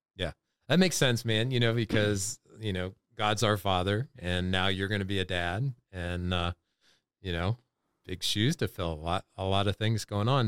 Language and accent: English; North Carolina, United States; we're from North Carolina